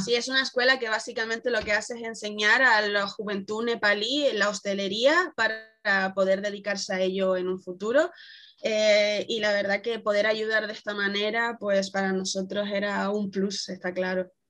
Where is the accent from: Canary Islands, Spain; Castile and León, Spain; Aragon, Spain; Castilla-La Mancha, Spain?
Canary Islands, Spain; accent: Canarian; nos suelen confundir con, Latinoamérica porque tenemos un acento muy, muy similar